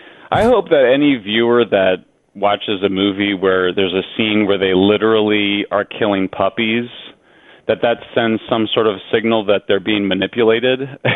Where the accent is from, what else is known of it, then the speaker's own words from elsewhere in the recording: Colorado, United States; I'm from Colorado, which has much higher levels of radiation because there's a lot of uranium in the granite rock.